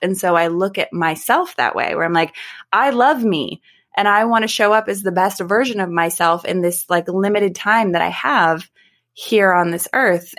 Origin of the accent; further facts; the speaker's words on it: United States; I live in the United States. I am an American